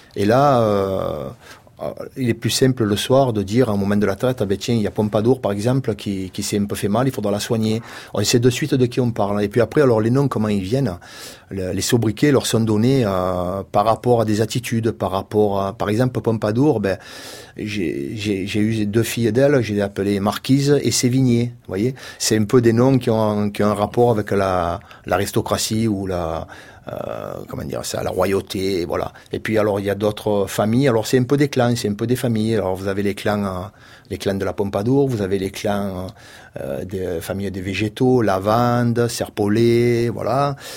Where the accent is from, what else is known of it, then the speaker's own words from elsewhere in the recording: Marseille, Provence-Alpes-Côte d'Azur, France; accent: Marseillais; also born or lived in Le Rove, Bouches-du-Rhône; malgré mon accent